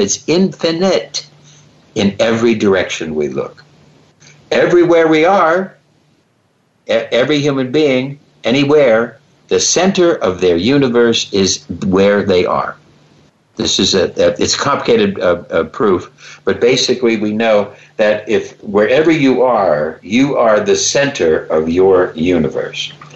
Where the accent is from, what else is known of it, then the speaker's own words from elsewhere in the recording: Cleveland, Ohio, United States; I love the Cleveland Browns because I'm from Cleveland